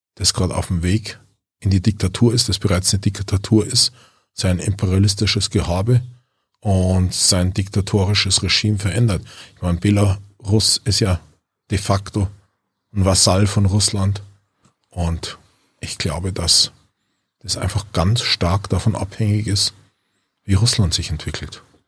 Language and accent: German; Germany